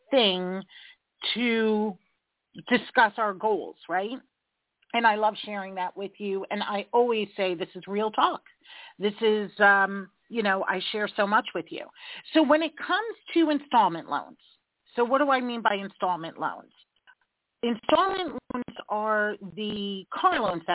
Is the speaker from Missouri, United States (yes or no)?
no; New York, United States; I'm a New Yorker, bottom line kind of gal